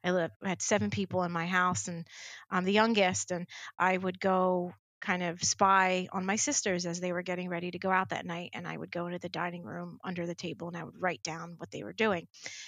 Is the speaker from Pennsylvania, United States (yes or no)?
yes; Philadelphia, Pennsylvania, United States; When I was very small, growing up in the Philadelphia area and watching Philadelphia news, I loved Action News on, you know, ABC 6